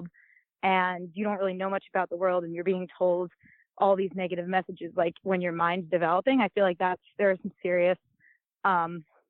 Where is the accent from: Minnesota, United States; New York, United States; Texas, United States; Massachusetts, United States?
New York, United States; Long Island; I grew up in Long Island